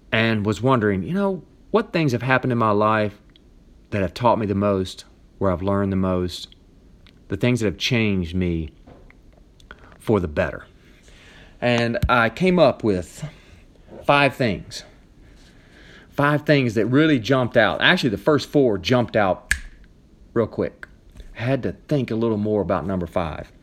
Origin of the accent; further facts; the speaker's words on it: Nashville, Tennessee, United States; moved away as an adult; also born or lived in mountains of North Carolina; now in North Carolina, United States; I'm from Nashville, Tennessee. All my family's there